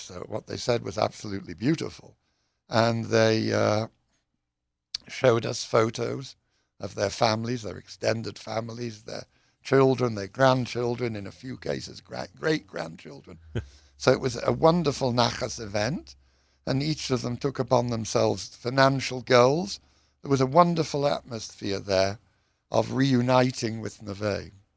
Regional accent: United Kingdom; moved away; I'm British.

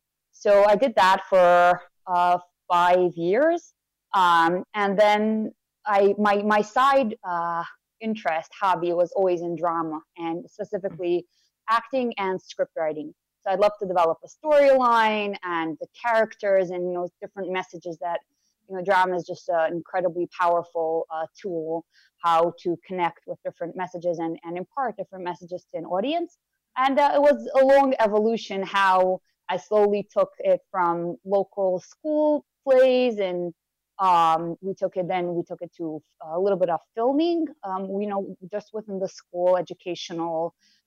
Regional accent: Monsey, New York, United States; I was born and raised in Muncie, New York, still live here

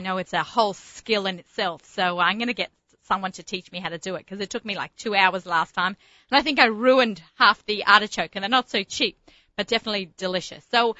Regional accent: Australia; being the Aussie gourmet and personal chef and foodie, food lover, food shopper, food everything.

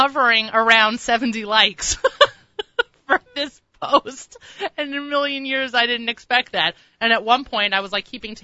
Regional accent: Long Island, New York, United States; I'm from Long Island

